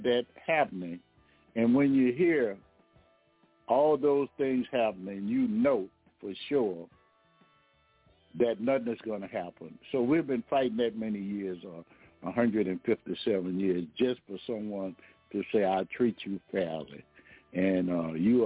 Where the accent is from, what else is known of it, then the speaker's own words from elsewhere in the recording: Baton Rouge, Louisiana, United States; I'm from Baton Rouge, Louisiana